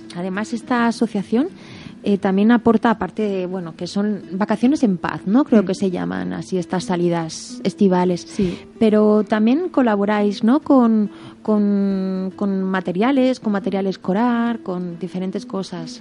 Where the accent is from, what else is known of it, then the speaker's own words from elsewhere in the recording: Berriozar, Navarre, Spain; en mi pueblo, en Berriozar